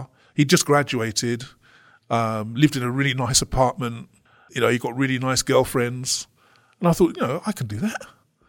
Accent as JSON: {"language": "English", "region": "London", "country": "United Kingdom", "tie": "born or raised there", "said": "when I grew up in London, I'd never met a black lawyer, for example."}